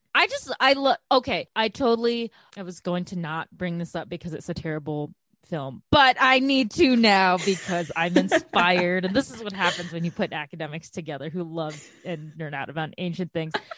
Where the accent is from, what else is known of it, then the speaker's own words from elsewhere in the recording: Chicago, Illinois, United States; growing up in Chicago